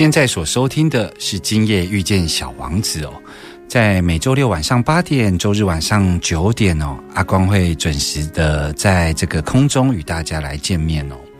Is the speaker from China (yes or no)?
no; Taiwan; 我们台湾人